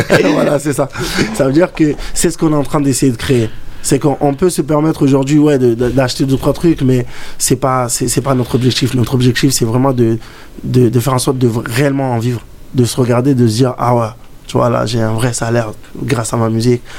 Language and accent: French; Comoros; Malgré que je suis comorien, et c'est de là où j'ai commencé la danse par rapport à l'afro.